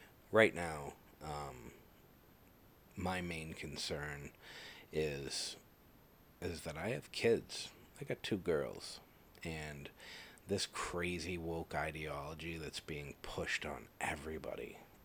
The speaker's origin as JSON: {"language": "English", "region": "Massachusetts", "country": "United States", "tie": "born or raised there", "said": "I was brought up in Massachusetts."}